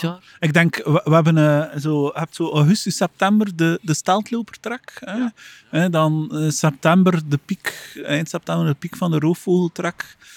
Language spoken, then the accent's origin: Dutch; Flanders, Belgium